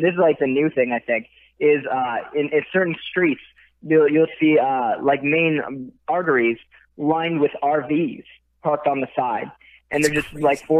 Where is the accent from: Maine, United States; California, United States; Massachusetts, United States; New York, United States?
California, United States; Santa Rosa; now in Woodland Hills, United States; Northern California, in a city called Santa Rosa.